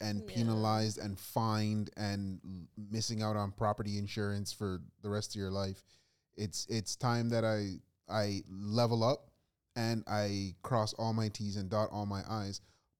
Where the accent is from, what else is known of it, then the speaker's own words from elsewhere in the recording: Canada; I'm just Canadian.